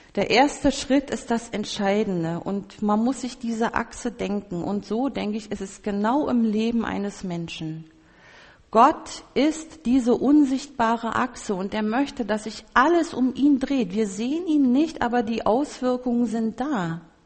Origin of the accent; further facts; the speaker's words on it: Berlin, Germany; ich als Berlinerin